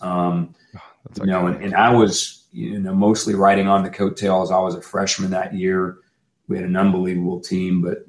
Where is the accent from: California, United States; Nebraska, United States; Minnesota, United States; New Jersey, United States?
Nebraska, United States; Omaha; I grew up in Omaha, Nebraska